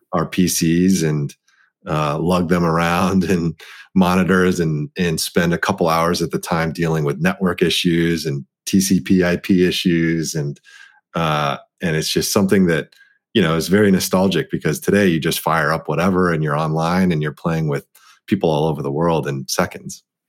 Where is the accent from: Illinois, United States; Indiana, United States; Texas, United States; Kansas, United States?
Texas, United States; Dallas; being the the eldest child of an immigrant, um, set of parents, and growing up in Dallas, Texas